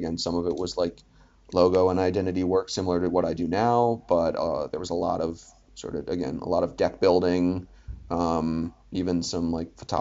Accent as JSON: {"language": "English", "town": "Philadelphia", "region": "Pennsylvania", "country": "United States", "also_born_or_lived": "Boston", "moved": "yes", "said": "I was from Philly"}